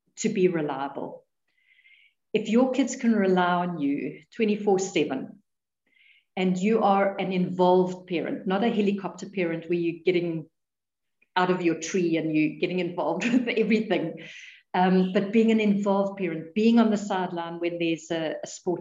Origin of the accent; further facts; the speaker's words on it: South Africa; we're South African